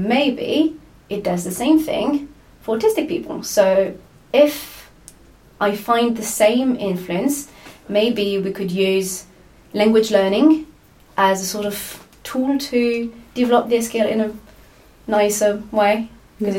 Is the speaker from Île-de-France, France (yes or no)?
no; Lyon, Auvergne-Rhône-Alpes, France; moved away as an adult; now in Edinburgh, United Kingdom; I'm from France, from Lyon. I moved to Edinburgh 2 years ago to do my PhD